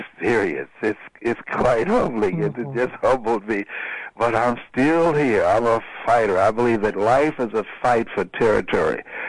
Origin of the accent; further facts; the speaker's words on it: Miami, Florida, United States; I'm from Liberty City